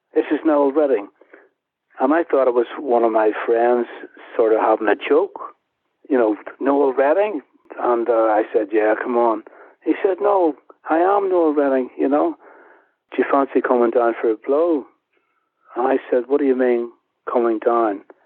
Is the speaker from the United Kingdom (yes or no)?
yes; Belfast, Northern Ireland, United Kingdom; moved away; also born or lived in Dublin / London; my hometown in Belfast